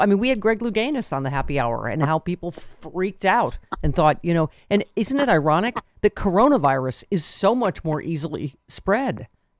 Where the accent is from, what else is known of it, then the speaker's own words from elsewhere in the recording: Buffalo, New York, United States; from my hometown of Buffalo